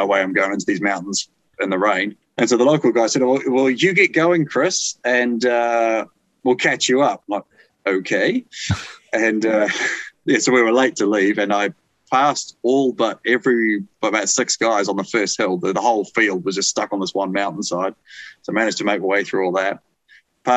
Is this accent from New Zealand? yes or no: yes; New Zealand; as a Kiwi